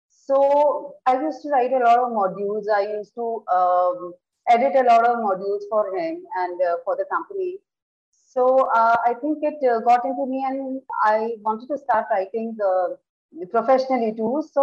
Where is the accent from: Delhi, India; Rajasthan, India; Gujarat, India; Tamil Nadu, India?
Rajasthan, India; Udaipur; I am from Udaipur, and I got married uh, in this city only